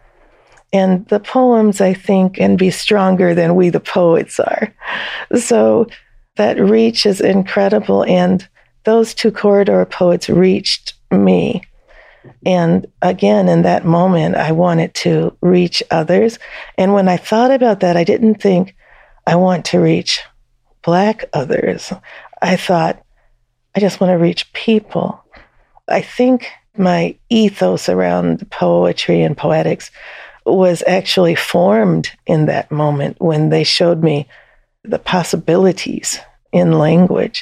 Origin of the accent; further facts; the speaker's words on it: Texas, United States; moved away; also born or lived in Detroit, Michigan / Georgia / North Carolina / Asheville, North Carolina; I, at that time, still saw myself as Texan, and I still